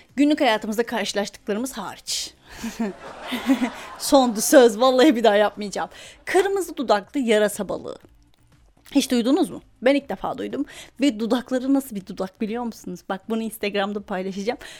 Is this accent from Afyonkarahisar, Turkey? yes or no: yes; Afyonkarahisar, Turkey; Afyon Ege'de arkadaşlar. Doğusu batısı altı üstü yok bunun. Afyon Ege'de. Biz Ege'nin incisi olduğumuzu bas bas bağırarak söylüyoruz.